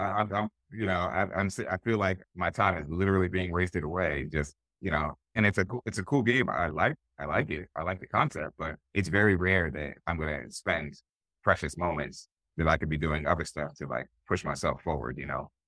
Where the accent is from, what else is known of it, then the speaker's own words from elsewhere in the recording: Willingboro, New Jersey, United States; we grew up in Willingboro, New Jersey